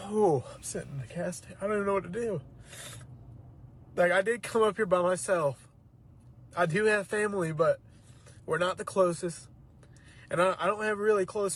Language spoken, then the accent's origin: English; Norwalk, Ohio, United States; moved away; I'm originally from Ohio